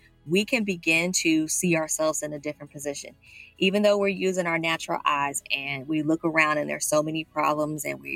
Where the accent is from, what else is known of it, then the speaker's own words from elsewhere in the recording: Louisville, Kentucky, United States; now in Miami, United States; I am originally from Louisville, Kentucky in the United States, but I relocated and I now live in Miami, Florida